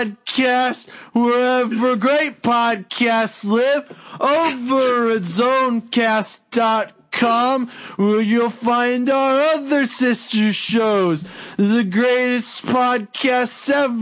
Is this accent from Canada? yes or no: yes; Canada; because I'm Canadian and I am legally required to be polite